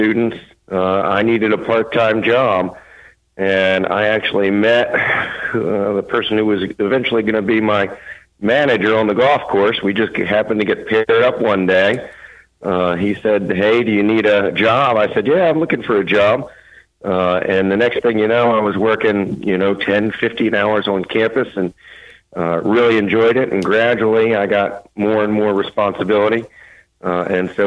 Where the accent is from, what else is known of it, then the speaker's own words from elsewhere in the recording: Maryland, United States; moved away as an adult; also born or lived in Sewanee, Tennessee / Berea, Kentucky / Georgetown, Kentucky; now in Owensboro, United States; I grew up in Maryland